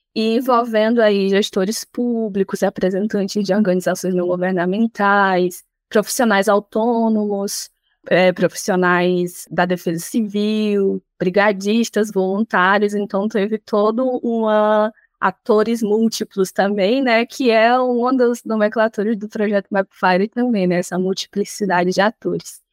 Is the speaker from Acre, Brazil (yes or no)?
yes; Rio Branco, Acre, Brazil; sou acriana, né, venho de Rio Branco, no Acre